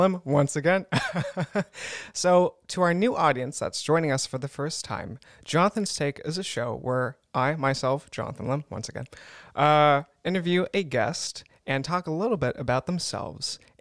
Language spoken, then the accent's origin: English; United States; moved away as an adult; now in Germany; I'm an American